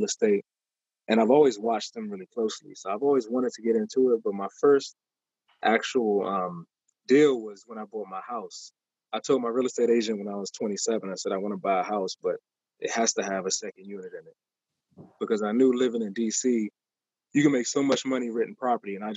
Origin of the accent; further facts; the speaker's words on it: Maryland, United States; moved away as an adult; also born or lived in Upper Marlboro, Maryland; now in Washington, D.C., United States; I'm from Maryland, where we got like yards and people don't walk up to your house